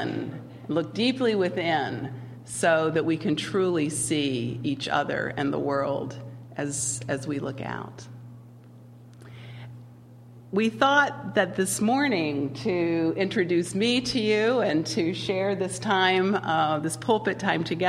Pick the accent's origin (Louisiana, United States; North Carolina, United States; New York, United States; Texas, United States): North Carolina, United States; Winston-Salem; moved away; I grew up in the South, in North Carolina, Winston-Salem, lived there my entire, well, most of my childhood